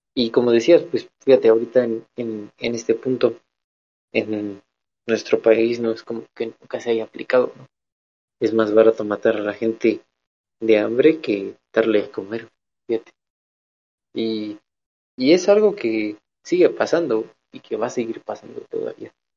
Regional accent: Mexico

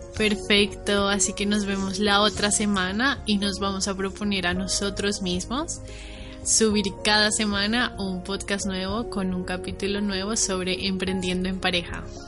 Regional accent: Bogotá, Colombia; moved away as an adult; also born or lived in Valencia, Spain; now in Spain; soy colombiana, nací en Bogotá, estudié mi carrera universitaria en Colombia, en Bogotá

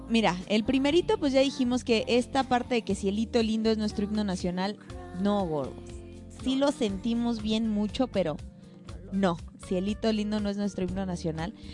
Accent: Mexico; todos los mexicanos, o al menos la mayoría, somos mariachis

